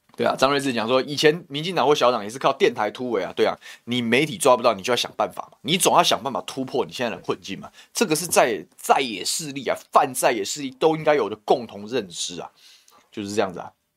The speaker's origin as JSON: {"language": "Chinese", "region": "Taoyuan", "country": "Taiwan", "tie": "born or raised there", "said": "我桃园人"}